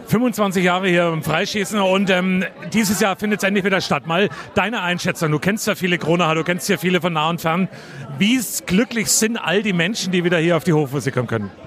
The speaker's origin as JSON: {"language": "German", "town": "Coburg", "region": "Bavaria", "country": "Germany", "tie": "born or raised there", "said": "ich bin der gebürtige Coburger"}